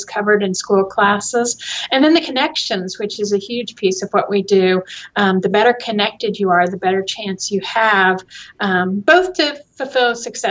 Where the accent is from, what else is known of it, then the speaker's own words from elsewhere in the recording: Bartlesville, Oklahoma, United States; also born or lived in West Virginia; now in Tulsa, United States; I grew up in Bartlesville, not far from here